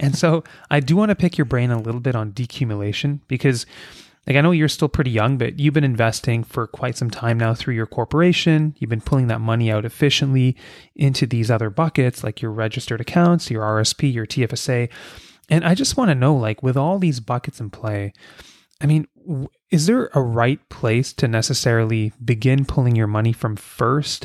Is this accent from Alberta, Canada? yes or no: no; Kingston, Ontario, Canada; I grew up in Kingston, Ontario, a much smaller town than I am now